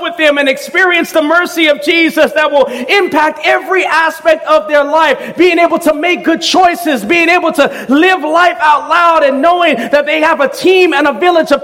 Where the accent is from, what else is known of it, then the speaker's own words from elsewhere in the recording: Southern California, United States; I grew up in Southern California